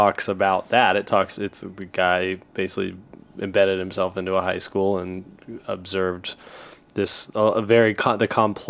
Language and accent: English; Oklahoma City, Oklahoma, United States; moved away; I grew up in Oklahoma City.